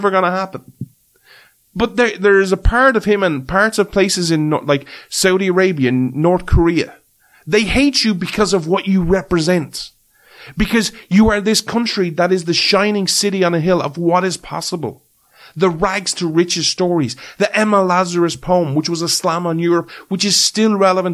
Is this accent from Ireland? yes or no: yes; Ireland; as an Irishman